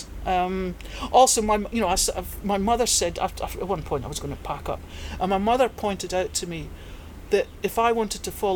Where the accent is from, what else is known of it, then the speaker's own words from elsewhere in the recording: Perthshire, Scotland, United Kingdom; moved away as an adult; also born or lived in Aberdeenshire / Northern Ireland; now in Hong Kong; I was born in Aberdeenshire, but quickly moved to Perthshire, to a very agricultural area.